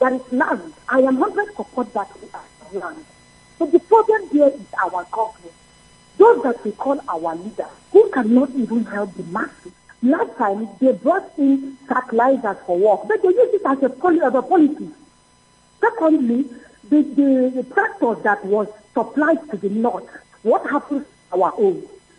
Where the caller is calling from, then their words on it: Enugu, Enugu State, Nigeria; I'm calling from Enugu.